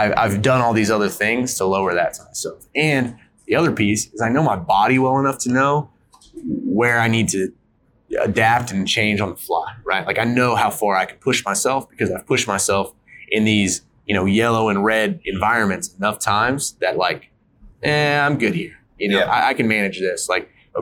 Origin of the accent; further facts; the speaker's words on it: North Carolina, United States; now in Utah, United States; I grew up in North Carolina. I didn't grow up in the mountains of Utah.